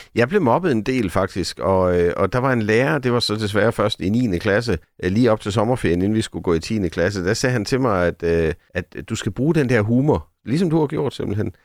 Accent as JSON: {"language": "Danish", "town": "Sønderborg", "region": "Southern Denmark", "country": "Denmark", "tie": "born or raised there", "said": "Vi boede sådan tæt på både skoven og stranden i Sønderborg"}